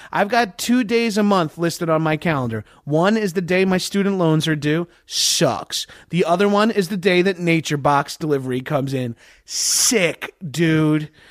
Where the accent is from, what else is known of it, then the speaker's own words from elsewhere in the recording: Boston, Massachusetts, United States; I'm from Boston